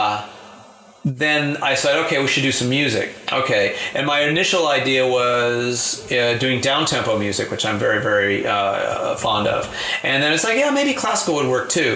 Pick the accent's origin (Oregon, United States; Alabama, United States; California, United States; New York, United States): California, United States; Marin; I grew up in Marin